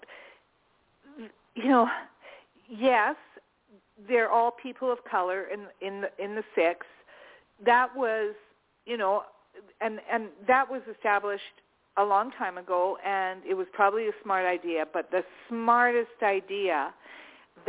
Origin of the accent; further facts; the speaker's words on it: Alberta, Canada; I'm Canadian, too